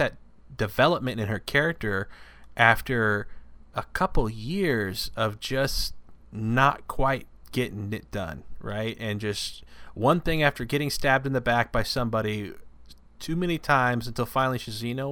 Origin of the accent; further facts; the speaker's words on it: United States; I'm American